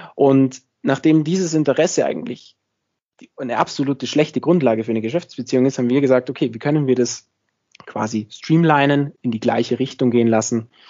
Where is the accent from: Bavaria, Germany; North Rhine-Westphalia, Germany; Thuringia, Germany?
Bavaria, Germany; near Munich; moved away as an adult; also born or lived in Innsbruck, Austria; now in Austria; komme ursprünglich aus der Nähe von München. Das heißt, ich bin auch, wie man in Österreich sagt, ein sogenannter Zurgroster. Ähm, das heißt, man hört es vielleicht an meinem Akzent, ich bin nicht ganz aus Österreich